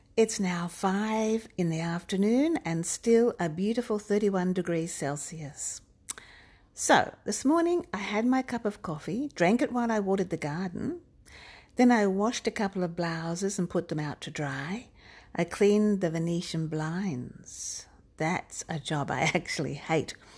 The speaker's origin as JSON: {"language": "English", "country": "Australia", "also_born_or_lived": "Melbourne", "said": "I'm an Australian author"}